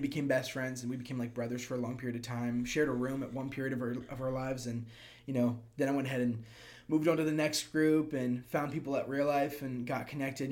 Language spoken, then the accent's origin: English; Prince George's County, Maryland, United States; moved away as an adult; also born or lived in Kentucky / Orlando, Florida; now in Clermont, United States; I grew up in a place called PG County, which is like 10 minutes right outside of D.C.